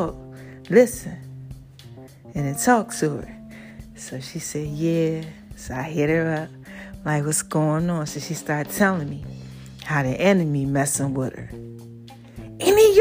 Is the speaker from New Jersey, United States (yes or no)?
yes; New Jersey, United States; I'm from Jersey